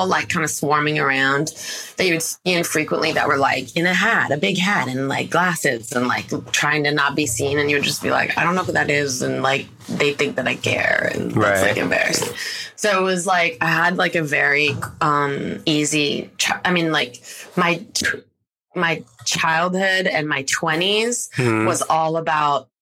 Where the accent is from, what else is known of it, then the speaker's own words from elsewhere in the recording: Los Angeles, California, United States; I'm from LA.